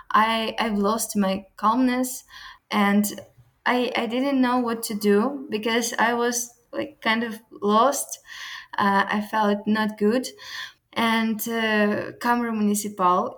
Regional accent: Ukraine; English is a second language; moved away as an adult; now in Porto, Portugal; Ukrainian girl, usually we're powerful

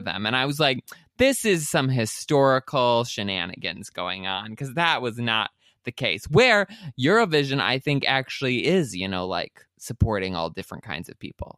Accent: Elsie, Michigan, United States; I grew up in Elsie, Michigan, which is known for having a lot of cows.

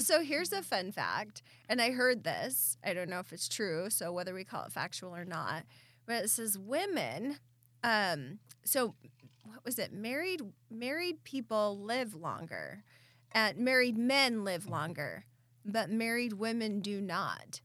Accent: Southeast Idaho, United States; now in Meridian, United States; I grew up in Southeast Idaho where it's a constant blow

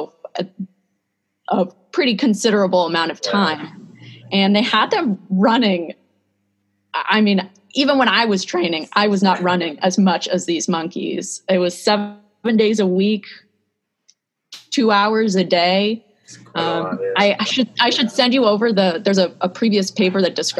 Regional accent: San Diego, California, United States; moved away as an adult; also born or lived in Seattle, Washington; now in State College, United States; I'm originally from San Diego

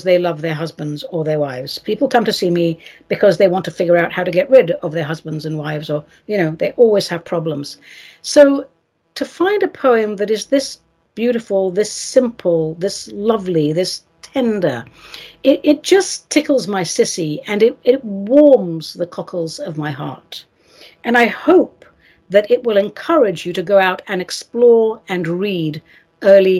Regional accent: England, United Kingdom; now in United States; I was raised in England

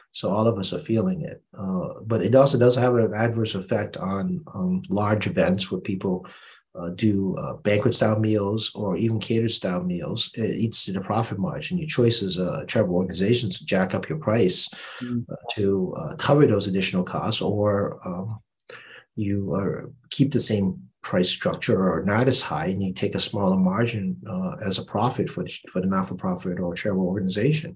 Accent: Boston, Massachusetts, United States; accent: Boston; my Boston accent came out again

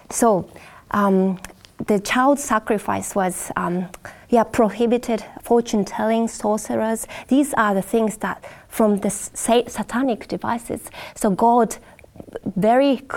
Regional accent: Japan; Um, yeah, I'm from Japan, and there are people believe in different gods, you know, in different nature or things like

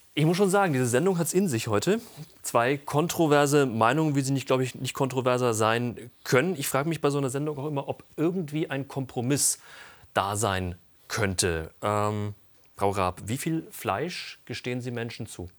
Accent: Germany; bei uns in Deutschland

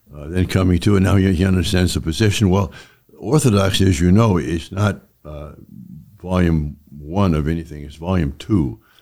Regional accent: San Francisco, California, United States; I'm from California and in San Francisco

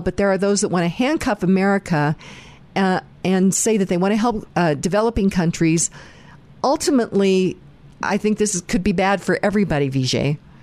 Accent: United States; as an American

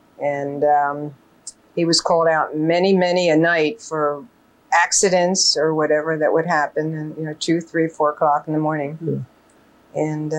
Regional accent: King of Prussia, Pennsylvania, United States; I was born in King of Prussia on DeKalb Pike, right where the Starbucks store is.

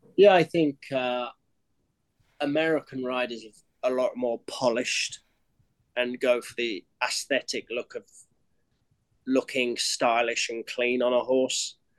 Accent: Cambridgeshire, East of England, United Kingdom; moved away as an adult; now in United States; I'm born and raised in Cambridgeshire, Great Britain

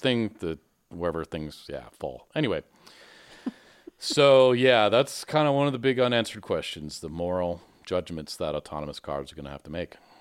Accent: Michigan, United States; growing up in Michigan

